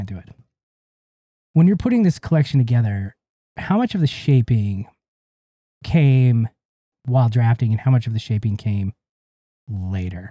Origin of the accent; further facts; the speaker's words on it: Ogden, Utah, United States; And I grew up in Utah. I grew up in Ogden